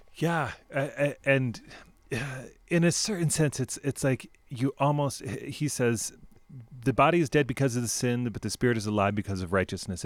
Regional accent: United States; as an American people

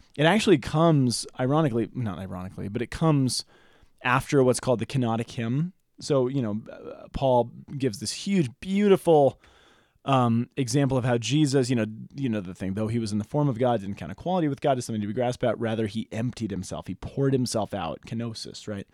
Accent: Boulder, Colorado, United States; When I was in high school, I grew up here in Boulder

